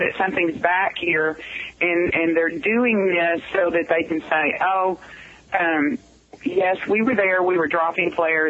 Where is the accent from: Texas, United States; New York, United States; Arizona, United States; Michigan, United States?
Texas, United States; Stephenville; born there; I was born in the Stephenville Hospital.